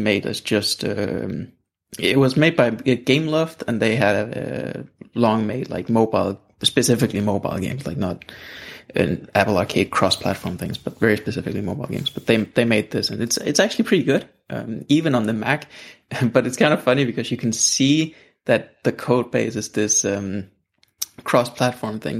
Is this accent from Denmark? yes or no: yes; Denmark; English is a second language; I'm from Denmark